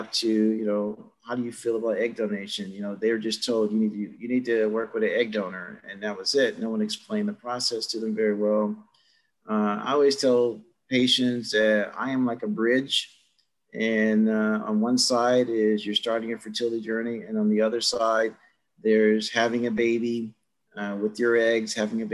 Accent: Cleveland, Ohio, United States; moved away as an adult; also born or lived in Los Angeles; I grew up in Cleveland, Ohio

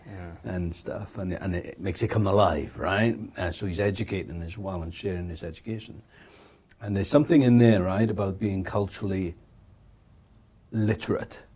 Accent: Wales, United Kingdom; being brought up in Wales

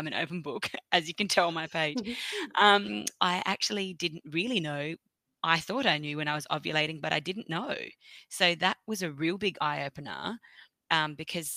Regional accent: Australia; I'm from Australia

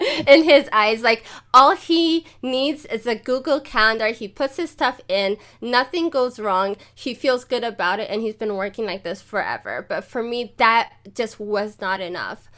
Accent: Ethiopia; now in Germany; I'm Ethiopian

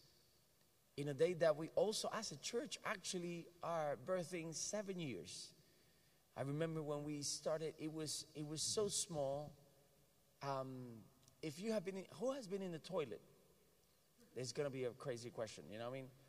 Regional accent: Puerto Rico; I'm Puerto Rican, American

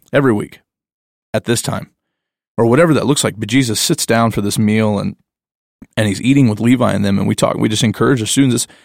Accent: the Bible Belt, United States; I'm growing up in the Bible Belt

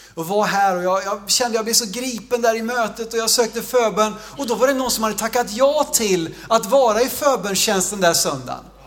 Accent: Sweden; jag växte upp i Jo

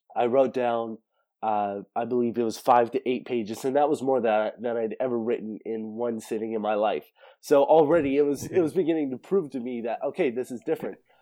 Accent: Central California, United States; I was born in Central California, way out in the mountains

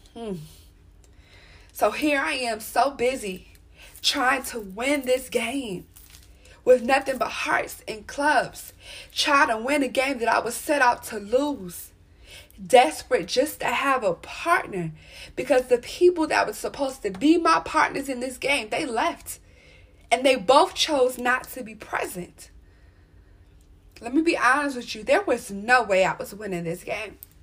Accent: Maryland, United States; I was born out here in Maryland

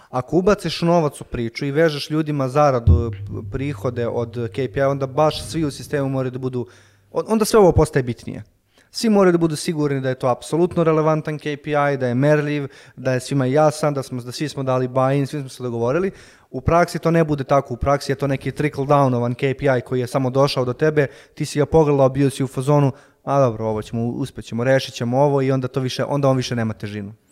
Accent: Serbia; ovde baš kod nas u Srbiji

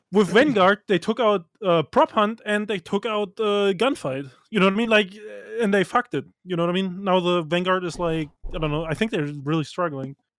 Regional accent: Germany; I grew up in Germany

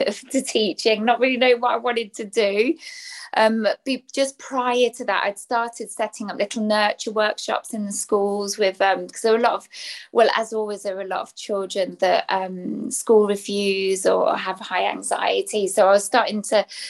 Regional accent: England, United Kingdom; accent: English; also born or lived in Belgium; I'm British, English, as you can tell by the accent, based in the UK.

